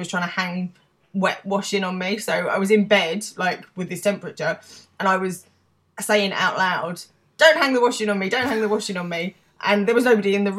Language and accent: English; England, United Kingdom; I'm English